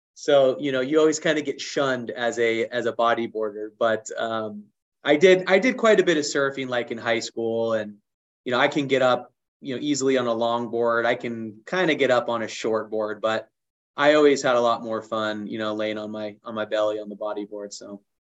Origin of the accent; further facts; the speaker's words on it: Southern California, United States; I grew up on the beach in Southern California